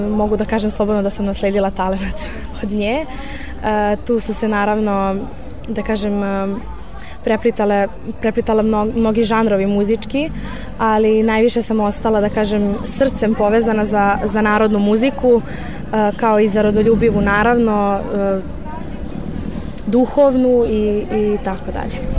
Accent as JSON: {"language": "Croatian", "region": "Belgrade", "country": "Serbia", "said": "imam 18 godina i dolazim iz Beograda."}